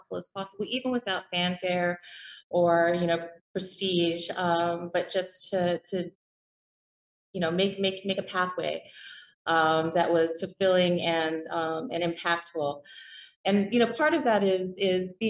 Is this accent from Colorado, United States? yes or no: no; Hawaii, United States; moved away; growing up in Hawaii